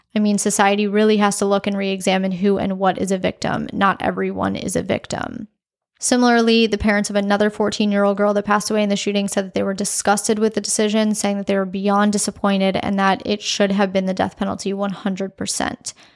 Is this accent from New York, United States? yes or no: no; South Florida, United States; I am from South Florida